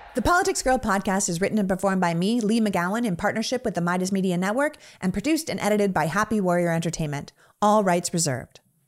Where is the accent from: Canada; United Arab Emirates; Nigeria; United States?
Canada; moved away; as someone who grew up in Canada